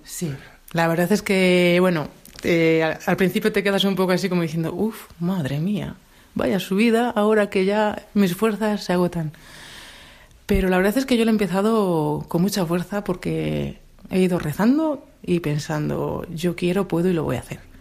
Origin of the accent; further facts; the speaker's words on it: Madrid, Community of Madrid, Spain; moved away as an adult; also born or lived in Asturias; now in Grado, Spain; soy de Madrid. Eh, me vine a vivir a Asturias hace tres años